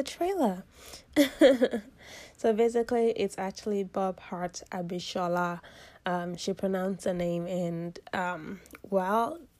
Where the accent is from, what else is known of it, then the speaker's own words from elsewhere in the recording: Nigeria; I am from the Yoruba origin in Nigeria